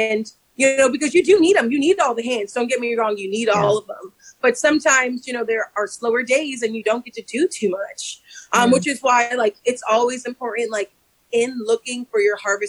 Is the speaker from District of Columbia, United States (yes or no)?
yes; Washington, District of Columbia, United States; moved away; growing up in Chocolate City